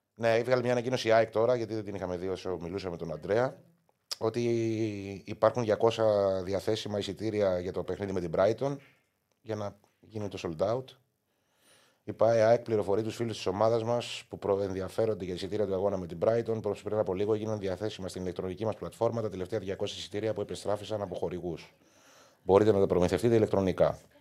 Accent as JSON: {"language": "Greek", "country": "Greece", "tie": "born or raised there", "said": "μεγαλώσαμε δυστυχώ στην Ελλάδα"}